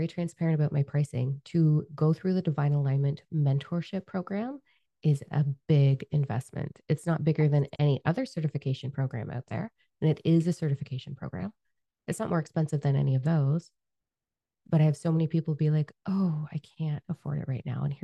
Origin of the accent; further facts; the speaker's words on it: Canada; We're Canadian